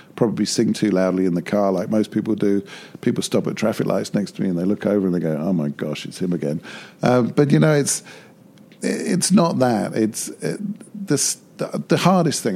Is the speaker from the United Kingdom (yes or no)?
yes; United Kingdom; as a Brit going to Japan